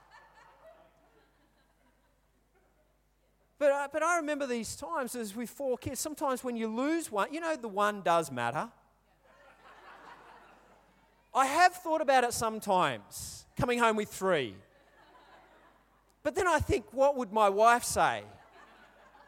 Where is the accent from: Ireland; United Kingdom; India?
United Kingdom; England; I'm English, I speak English, I don't speak Polish